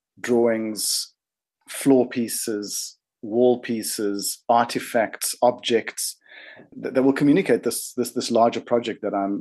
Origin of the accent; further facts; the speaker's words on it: South Africa; moved away as an adult; now in New Zealand; I'm from South Africa, but it feels like I came to New Zealand